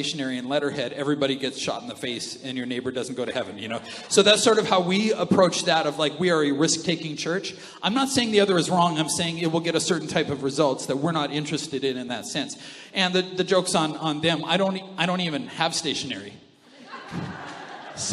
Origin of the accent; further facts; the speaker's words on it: Canada; we're from Canada, we think that that's normal